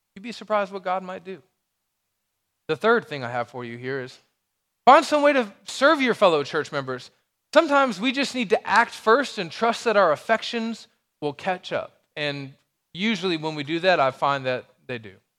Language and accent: English; Alabama, United States; moved away; I'm from Alabama